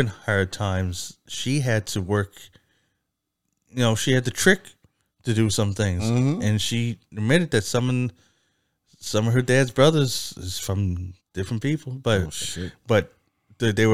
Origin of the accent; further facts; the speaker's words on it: Canada; I'm Canadian